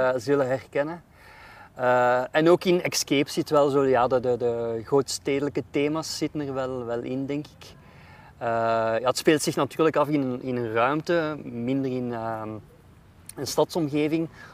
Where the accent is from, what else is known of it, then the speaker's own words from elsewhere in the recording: Jette, Brussels-Capital Region, Belgium; moved away as an adult; ik ben opgeroeid in Jette ehm, en in Brussel centrum.